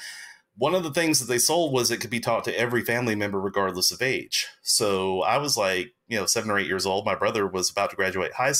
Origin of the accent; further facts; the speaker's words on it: Alabama, United States; also born or lived in England; that's where I was born, in England, while my dad pastored a military work there. But then when I was 10 months old, we moved back to Alabama. So I lost my British accent